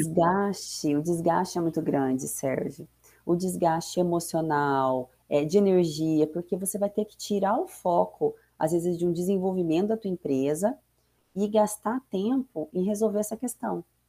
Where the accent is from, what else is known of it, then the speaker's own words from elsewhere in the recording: Maringá, Paraná, Brazil; moved away as an adult; now in Foz do Iguaçu, Brazil; eu sou nascida em Maringá, é, me formei lá também, minha família, me casei, filhos, tudo por lá